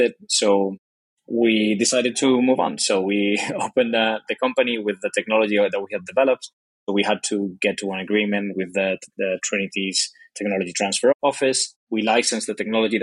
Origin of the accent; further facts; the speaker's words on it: Spain; English is a second language; also born or lived in Dublin, Ireland; I'm from Spain, as you can probably tell by my accent, and I'm currently in Spain